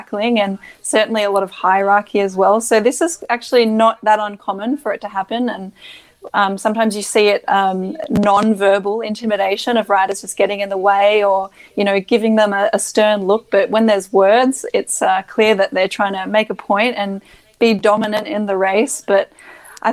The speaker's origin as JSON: {"language": "English", "country": "Australia", "said": "As an Australian, you kind of feel a bit lazy that you don't have to speak any other language."}